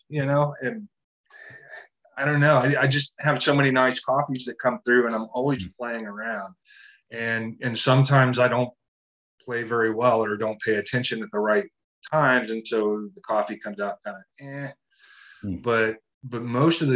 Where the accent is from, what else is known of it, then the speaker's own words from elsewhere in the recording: Kansas, United States; moved away as an adult; also born or lived in Giles County, Virginia / Roanoke County, Virginia; now in Montgomery County, Virginia, United States; I'm from Kansas originally.